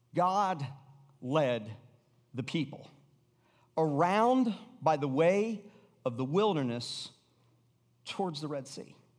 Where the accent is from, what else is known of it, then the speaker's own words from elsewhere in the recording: Atlanta, Georgia, United States; moved away; also born or lived in Florida; I, I grew up in Atlanta. We bounced back and forth between Florida and Atlanta, but in eighth grade, I finally ended up in Atlanta.